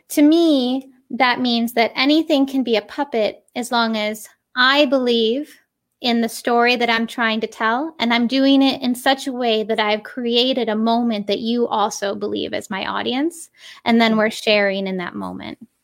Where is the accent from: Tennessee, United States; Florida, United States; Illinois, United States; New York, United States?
New York, United States; Western; moved away; also born or lived in Connecticut; I am originally from Western New York, um, a fi-, tiny little village, uh, it's somewhere in between Rochester and Buffalo, New York.